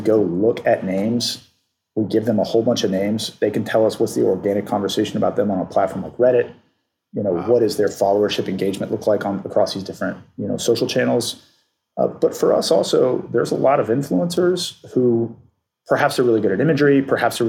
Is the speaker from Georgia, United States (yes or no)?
yes; Atlanta, Georgia, United States; I grew up in Atlanta